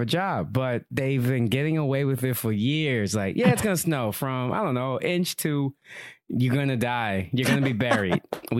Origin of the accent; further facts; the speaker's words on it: Yonkers, New York, United States; I'm in Yonkers. I'm from Yonkers.